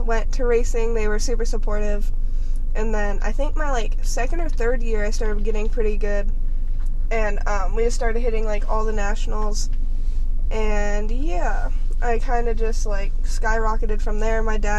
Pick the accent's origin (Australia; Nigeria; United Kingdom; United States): United States; Huntington; also born or lived in Georgia; I'm from Huntington. I've lived there almost all my life.